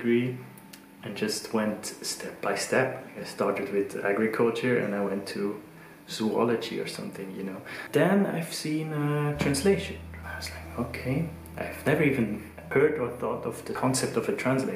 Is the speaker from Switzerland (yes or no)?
yes; German-speaking Switzerland, Switzerland; first language Swiss German; English is a second language; also born or lived in Zurich; I grew up in Switzerland. Switzerland has many different national languages. There's German, French, Italian, and Romansh. So I grew up in the German part.